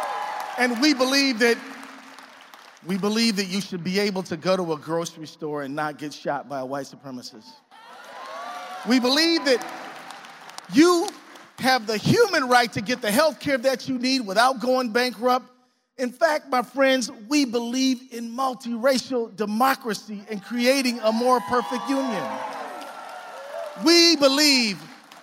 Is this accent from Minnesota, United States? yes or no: yes; Minnesota, United States; I'm talking to you as a Minnesotan